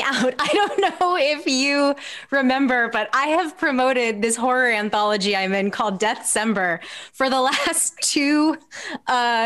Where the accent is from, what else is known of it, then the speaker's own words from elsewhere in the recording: Atlanta, Georgia, United States; moved away as an adult; I'm back in my hometown of Atlanta